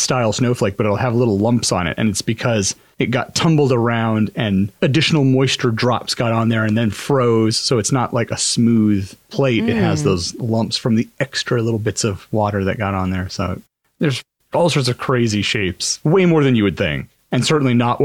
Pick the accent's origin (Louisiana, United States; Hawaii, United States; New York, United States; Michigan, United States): Hawaii, United States; born or raised there; moved away